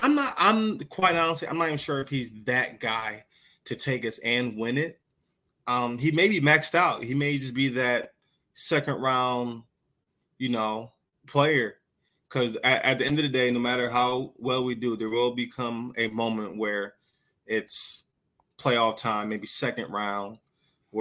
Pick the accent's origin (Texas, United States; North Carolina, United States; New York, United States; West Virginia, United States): New York, United States; Rochester; growing up in Rochester, New York